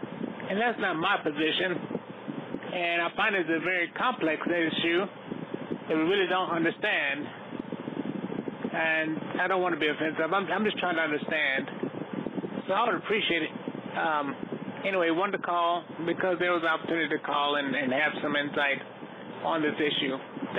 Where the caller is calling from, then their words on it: Houston, Texas, United States; I'm calling from Houston, Texas.